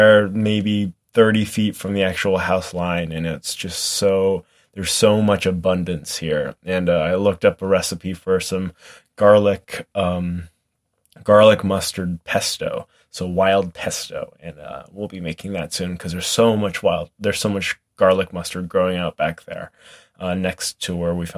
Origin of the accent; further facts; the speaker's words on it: Lee, New Hampshire, United States; also born or lived in Tampa, Florida; now in Coopersburg, United States; I'm still about 6 hours away from New Hampshire, from Lee, New Hampshire, where I grew up